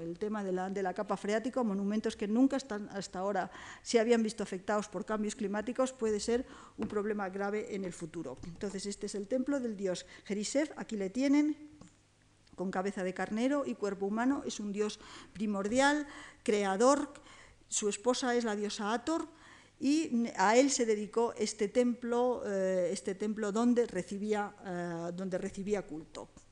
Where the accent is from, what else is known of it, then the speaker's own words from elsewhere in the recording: Spain; somos los españoles